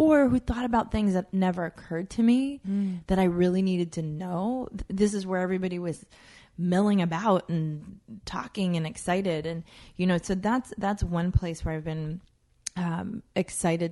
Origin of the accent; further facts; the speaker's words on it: United States; also born or lived in Jamaica; I was born a U.S. citizen, and then I grew up, most of my life has been here